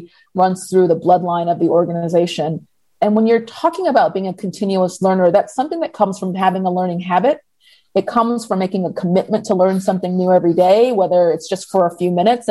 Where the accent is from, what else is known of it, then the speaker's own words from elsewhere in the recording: Atlanta, Georgia, United States; also born or lived in New York; I was born here in the States, born in New York and raised in Atlanta